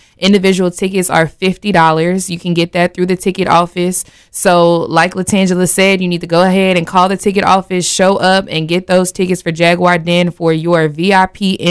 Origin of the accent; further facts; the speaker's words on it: Florida, United States; I'm from Florida.